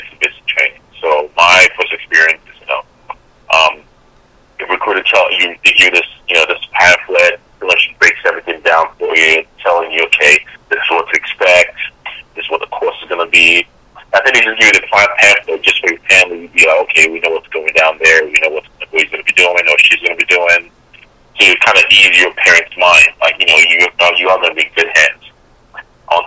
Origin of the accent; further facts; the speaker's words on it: Chicago, Illinois, United States; moved away as an adult; also born or lived in South Korea; now in St. Louis, United States; originally I'm from Chicago. So went to high school south suburbs of Chicago